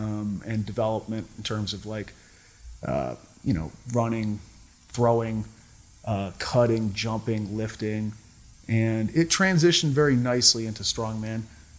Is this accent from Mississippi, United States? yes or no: no; Cape Cod, Massachusetts, United States; I'm originally from Cape Cod, Massachusetts.